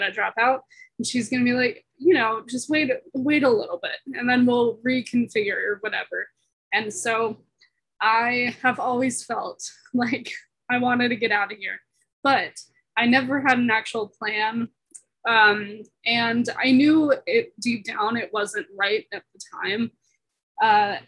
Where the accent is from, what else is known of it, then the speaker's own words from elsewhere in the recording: San Diego, California, United States; moved away as an adult; now in Boulder, United States; I'm originally from San Diego, California, but I'm currently living in Boulder, Colorado as a student